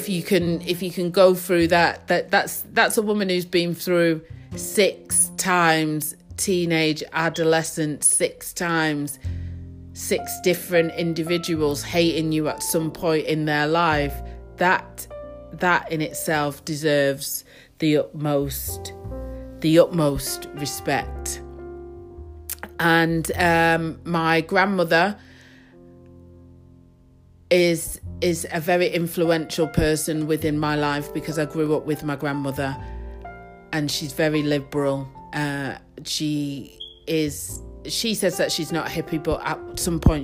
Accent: Manchester, North West England, United Kingdom; I was brought up in Ardwick

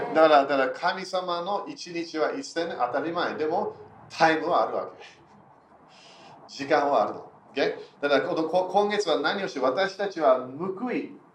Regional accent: United Kingdom; also born or lived in Germany; 私は半分イギリス人半分ドイツ人

